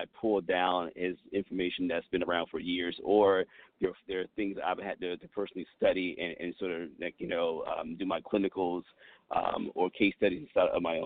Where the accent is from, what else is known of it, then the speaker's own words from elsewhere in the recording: United States; I was born in America.